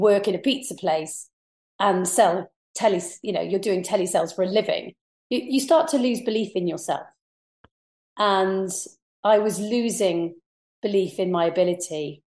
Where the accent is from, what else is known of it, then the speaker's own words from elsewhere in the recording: Pembrokeshire, Wales, United Kingdom; accent: posh; coming from Pembrokeshire, I always sound a little bit posh. So it kind of played in my favour. And being Welsh, I had quite a melodic voice.